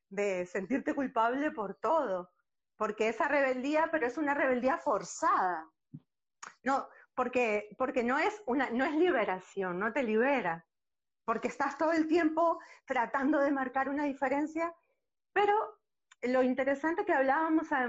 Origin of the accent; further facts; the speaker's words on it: Uruguay; born there; como dijiste, nací en Uruguay, pero hoy por hoy eh, no me siento de un país.